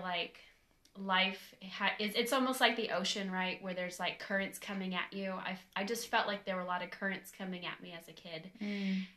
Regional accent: California, United States; moved away as an adult; now in Nashville, United States; I am pretty much born and raised in California, and we moved to um, Nashville about three weeks ago

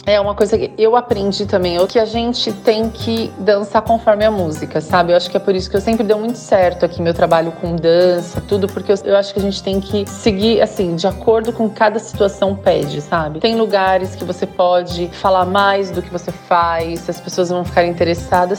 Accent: Brazil; moved away as an adult; now in Dubai, United Arab Emirates; eu sou do Brasil

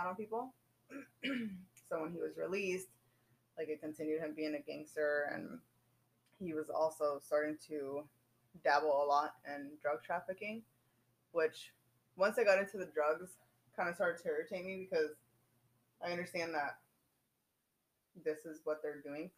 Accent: Nebraska, United States; also born or lived in Chicago, Illinois; I've been in Nebraska, like, I think I was, like, 4-ish

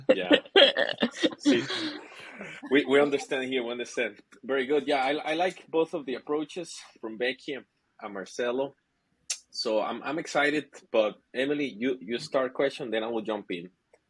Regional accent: Costa Rica; moved away as an adult; now in China; I'm actually from Costa Rica, but I moved to China 7 years ago.

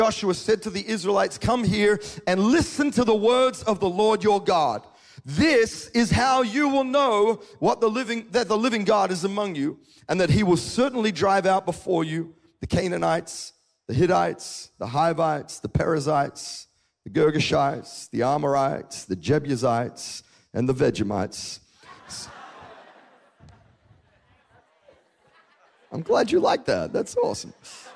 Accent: Australia; moved away as an adult; now in United States; we moved from Australia to the United States in 2012. And I'd grown up my whole life in a country where I drove on, you know, on the right side of the road, or the left side of the road.

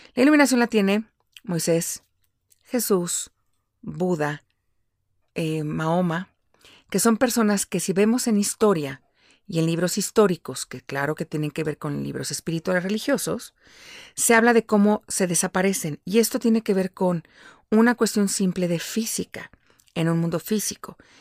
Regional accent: Mexico City, Mexico; moved away as an adult; yo nací y crecí en la Ciudad de México, pero ahora vivo fuera de la Ciudad de México

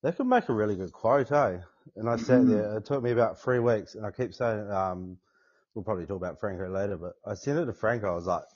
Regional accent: Canterbury, New Zealand; Local Canterbury fella, brought up and bred in Canterbury, so always hunted around this area

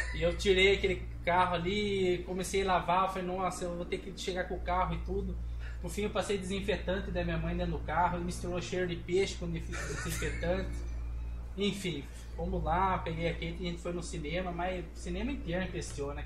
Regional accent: Brazil; venho de um, de um bairro aqui de Pescava, um bairro mais periférico

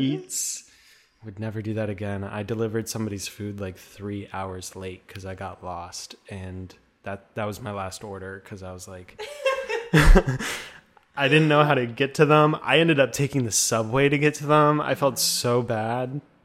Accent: Minnesota, United States; accent: Minnesotan; also born or lived in Duluth, Minnesota; I have a Minnesotan accent a little bit

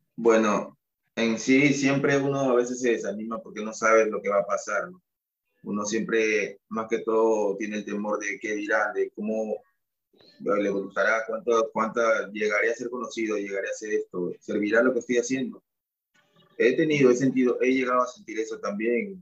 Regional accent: Callao, Peru; also born or lived in Huánuco / Sullana; yo nací en Huánuco, ah. mi mamá es de Huánuco yo nací ahí, pero me crié acá en el, en el Callao.

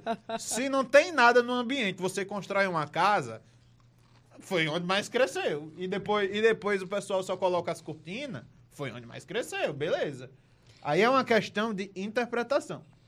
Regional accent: Delmiro Gouveia, Alagoas, Brazil; Eu, eu não sou de Marcel, eu sou de Delmiro Gouveia. Eu sou do interior

